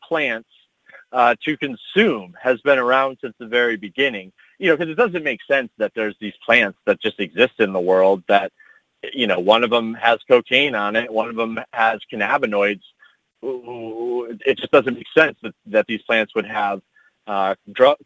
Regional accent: Midwest, United States; growing up in the Midwest

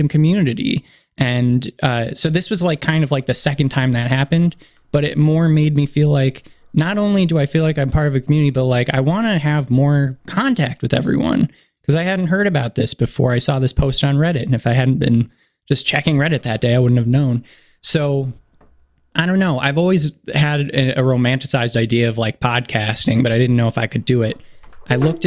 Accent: Geneseo, New York, United States; also born or lived in Granville, New York; I'm from New York, originally from Geneseo, New York, is a small town just south of Rochester, New York

